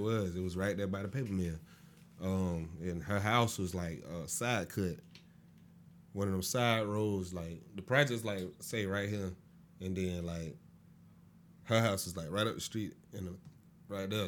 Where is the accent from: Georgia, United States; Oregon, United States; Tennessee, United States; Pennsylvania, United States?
Georgia, United States; Augusta; also born or lived in Florida; I was born in Florida. Raised up in Augusta